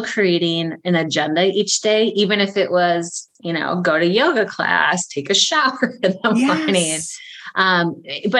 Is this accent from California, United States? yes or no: no; Prescott, Wisconsin, United States; I'm from Prescott, Wisconsin